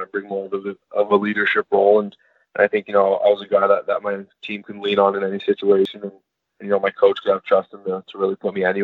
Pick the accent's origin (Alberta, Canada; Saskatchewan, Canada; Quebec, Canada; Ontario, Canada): Quebec, Canada; just outside Montreal; From just outside Montreal, Quebec. I was born there and raised there my whole life